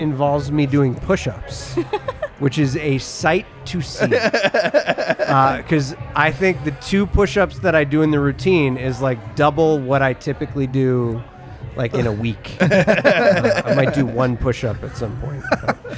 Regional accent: Midwest, United States; moved away; growing up in the Midwest, it was probably like Wonder Bread

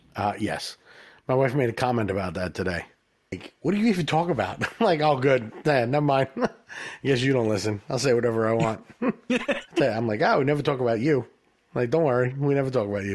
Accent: New York, United States; we're from New York, and it's crazy here

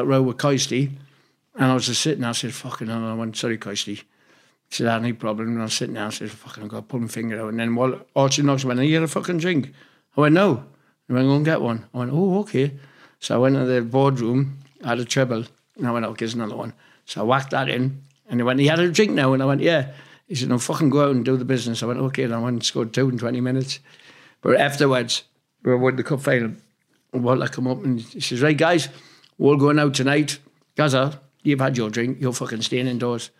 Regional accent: Newcastle upon Tyne, North East England, United Kingdom; moved away as an adult; I'm like from Newcastle

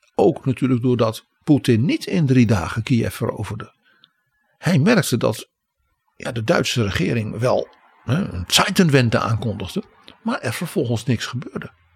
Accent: Netherlands

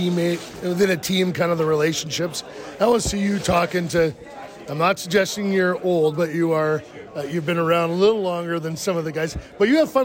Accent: Peterborough, Ontario, Canada; I'm not from Toronto, I'm from Peterborough, which is sort of equidistant away from Toronto, has Kitchener.

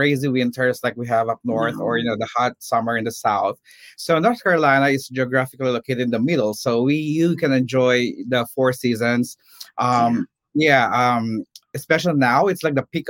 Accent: Philippines; now in Charlotte, United States; I'm originally from the Philippines. I came to the U.S. in 2002.

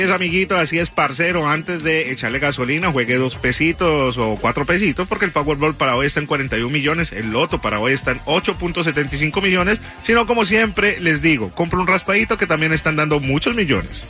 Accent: Venezuela; moved away; en mi país, Venezuela

